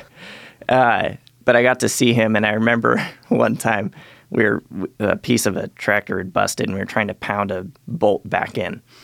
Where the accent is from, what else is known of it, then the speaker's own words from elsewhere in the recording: Galata, Montana, United States; I was born up in Galata, Montana.